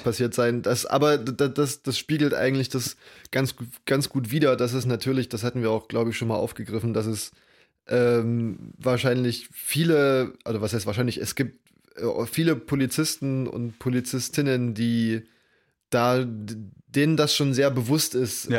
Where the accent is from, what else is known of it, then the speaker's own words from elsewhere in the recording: East Germany, Germany; bei uns in Ostdeutschland